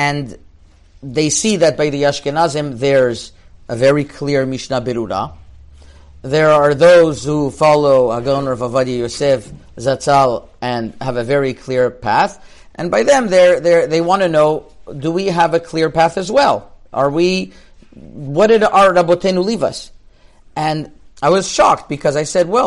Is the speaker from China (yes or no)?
no; Montreal, Quebec, Canada; I grew up in Montreal, which is like Morocco, basically